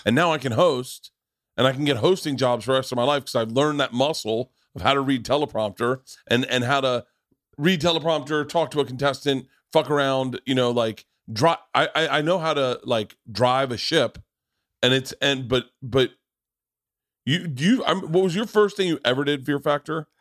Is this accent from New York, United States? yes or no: no; Florida, United States; moved away; also born or lived in Los Angeles; I grew up in Florida